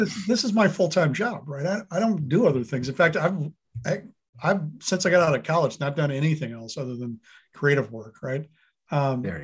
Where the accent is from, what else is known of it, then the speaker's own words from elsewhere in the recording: Wisconsin, United States; I grew up in Wisconsin